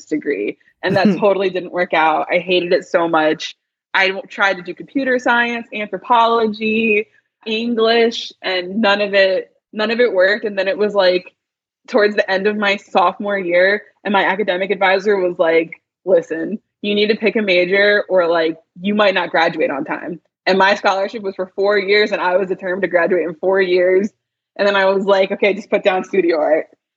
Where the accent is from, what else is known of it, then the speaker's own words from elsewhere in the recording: New Jersey, United States; now in Washington, D.C., United States; I'm from South Jersey